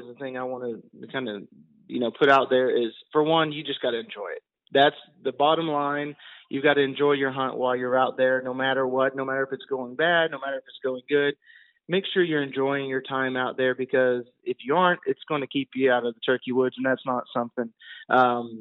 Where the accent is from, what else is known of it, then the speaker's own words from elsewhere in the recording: the South, United States; we are from the South, we say hunting, so it's the hunting, no G on in the hunting